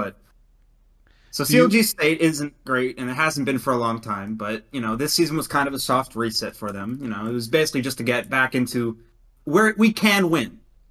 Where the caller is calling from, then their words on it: Dallas, Texas, United States; I am calling from Dallas.